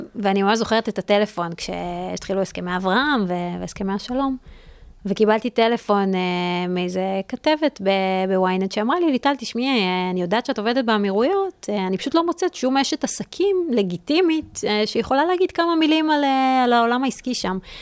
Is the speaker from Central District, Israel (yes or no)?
yes; Re'ut, Central District, Israel; moved away as an adult; now in New York, United States; גם גדלתי ברעות